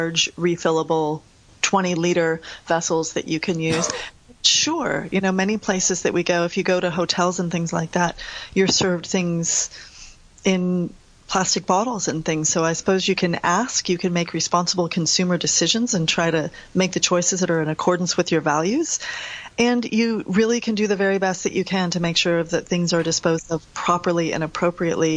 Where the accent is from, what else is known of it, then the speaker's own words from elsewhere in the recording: United States; accent: American; as I say with my American accent